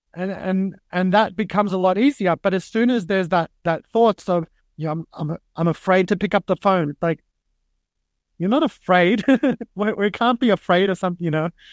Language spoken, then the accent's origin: English; Sydney, New South Wales, Australia; moved away; growing up in Sydney, Australia